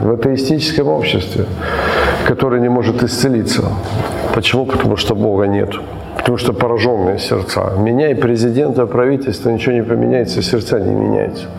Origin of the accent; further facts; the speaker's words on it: Ukraine; мы родились в Украине